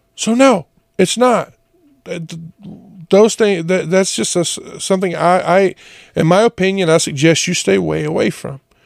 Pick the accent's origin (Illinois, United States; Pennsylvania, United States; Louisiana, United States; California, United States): Louisiana, United States; Jonesville; moved away; I being from Louisiana, especially a little town like Jonesville, everyone went to church